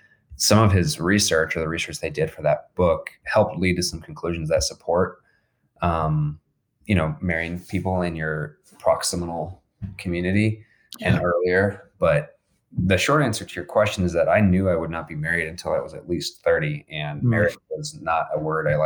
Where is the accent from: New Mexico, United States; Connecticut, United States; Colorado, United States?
Colorado, United States; Monument; we grew up in Monument. I was in Monument from third grade on. Before that, I was in Colorado Springs. So coming back to Colorado Springs in 2010, after some time in college